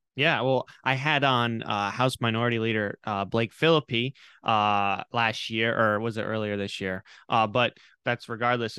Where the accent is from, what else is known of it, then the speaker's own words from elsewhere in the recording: Charlestown, Rhode Island, United States; I grew up in Rhode Island. I'm I'm from Charlestown